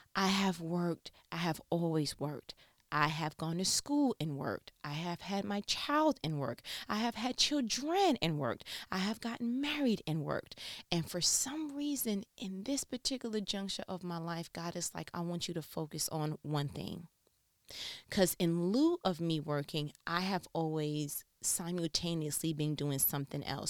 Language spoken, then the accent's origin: English; New York, United States; I'm from New York